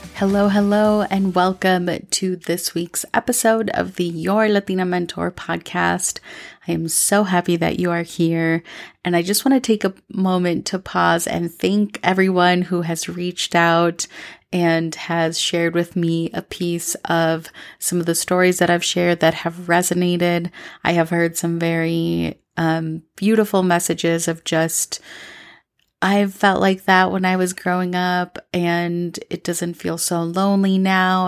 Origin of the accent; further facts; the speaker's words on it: Minnesota, United States; also born or lived in New York City / Los Angeles; now in Medellín, Colombia; when I moved to Minnesota from May to June when I was younger, when I was seven, I have always wanted to come back and live here